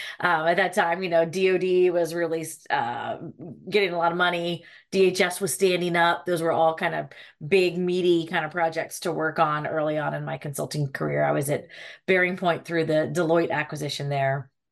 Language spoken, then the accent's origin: English; Charlottesville, Virginia, United States; now in Alexandria, United States; Yeah, I'm actually from Charlottesville, Virginia, Central Virginia. My parents had nothing to do with the university. We are just townies.